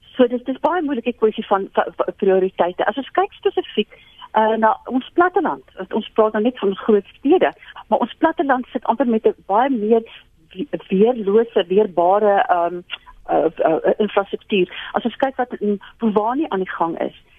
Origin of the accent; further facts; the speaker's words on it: South Africa; ons as Suid-Afrikaners